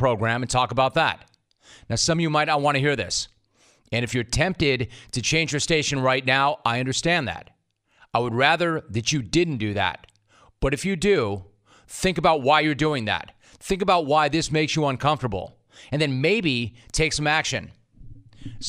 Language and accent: English; Southern California, United States; I am from Southern California. This is a show that is based in Southern California. I've essentially lived my entire life in Southern California